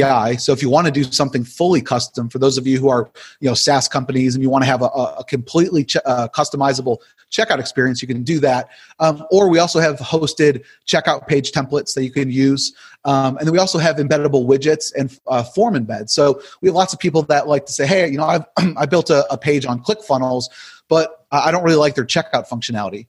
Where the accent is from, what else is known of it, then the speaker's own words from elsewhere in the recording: Buffalo, New York, United States; moved away as an adult; now in Wake Forest, United States; I'm originally from Buffalo, New York